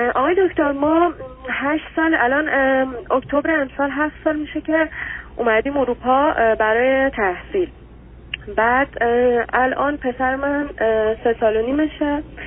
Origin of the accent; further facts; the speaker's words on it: Iran; moved away as an adult; ما دوتا ایرانی هستیم اینجا